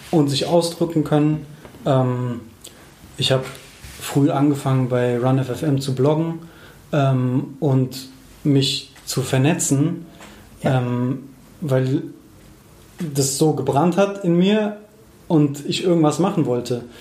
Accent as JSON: {"language": "German", "town": "Frankfurt", "region": "Hesse", "country": "Germany", "tie": "born or raised there", "said": "ich bin so gebürtiger Frankfurter, richtiger Frankfurter"}